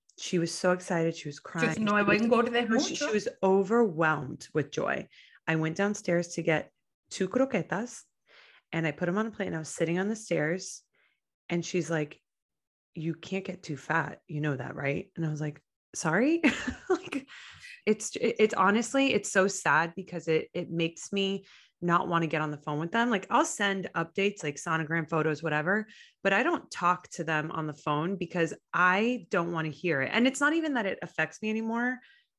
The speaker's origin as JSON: {"language": "English", "town": "Miami", "region": "Florida", "country": "United States", "tie": "born or raised there", "said": "growing up in Miami"}